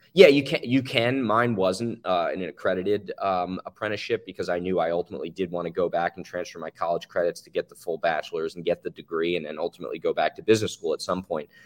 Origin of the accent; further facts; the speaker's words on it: New Jersey, United States; I'm from New Jersey originally. Both my parents, we grew up in Jersey.